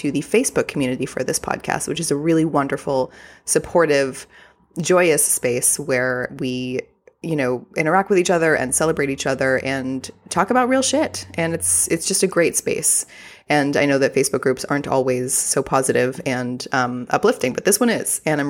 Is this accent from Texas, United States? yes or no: yes; Texas, United States; accent: Texas accent; having been born and raised in Texas, I do have a Texas accent.